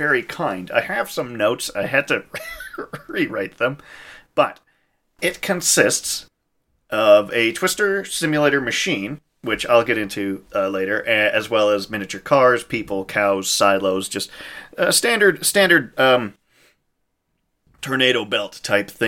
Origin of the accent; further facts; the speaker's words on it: Saskatchewan, Canada; now in Calgary, Canada; I'm from Saskatchewan originally